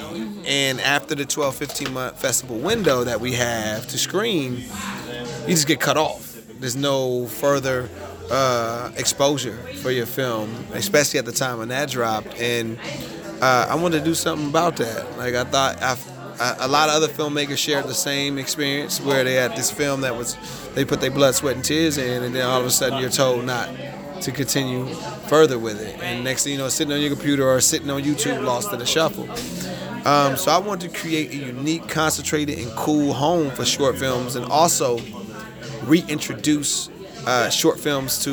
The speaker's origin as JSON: {"language": "English", "region": "California", "country": "United States", "said": "I'm from California"}